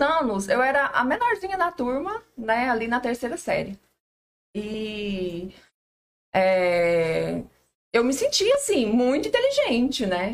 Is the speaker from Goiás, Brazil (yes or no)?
yes; Nazário, Goiás, Brazil; eu sou de Nazário